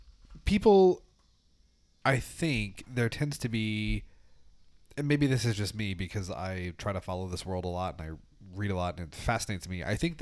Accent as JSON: {"language": "English", "region": "Oklahoma", "country": "United States", "said": "I am from Oklahoma."}